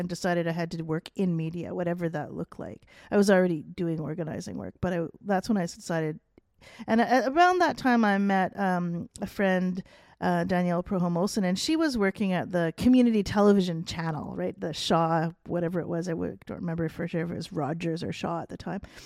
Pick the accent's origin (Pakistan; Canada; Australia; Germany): Canada; being Canadian